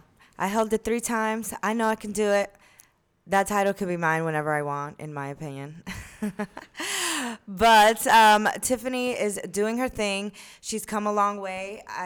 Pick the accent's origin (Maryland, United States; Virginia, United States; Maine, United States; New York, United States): New York, United States; moved away as an adult; No, yeah, I moved from New York to Florida for college, and I went to college out there.